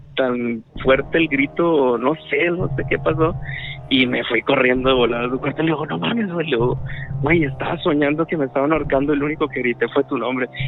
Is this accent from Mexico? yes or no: yes; Guadalupe, Nuevo León, Mexico; De acá de Guadalupe, Nuevo León